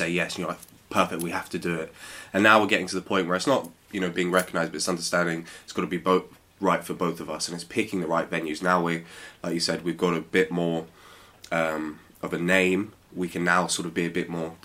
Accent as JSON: {"language": "English", "region": "London", "country": "United Kingdom", "tie": "born or raised there", "said": "I was born in Wimbledon, spent all my life there."}